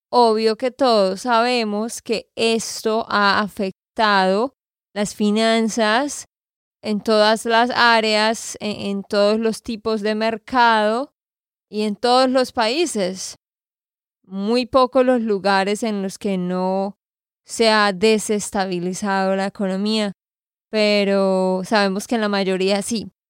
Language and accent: Spanish; Santander, Colombia; de Santander, Colombia.